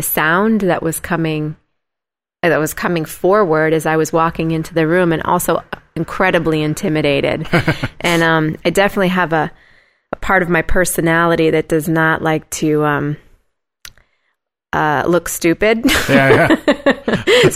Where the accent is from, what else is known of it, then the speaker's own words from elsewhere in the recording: Huntington / Bridgeport, Connecticut, United States; also born or lived in Washington Depot, Connecticut; I grew up in an area called Huntington and then moved to Bridgeport, Connecticut